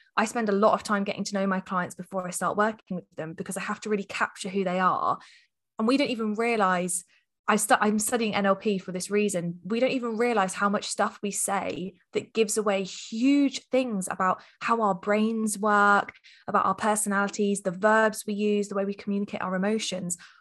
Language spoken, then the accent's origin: English; Hampshire, South East England, United Kingdom; I hail from the Shire, which I'm sure anyone that lives in any of the shires calls it the Shire. So Hampshire is where I'm current, coming to you from today